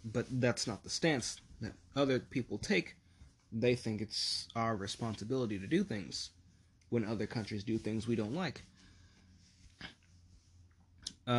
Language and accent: English; United States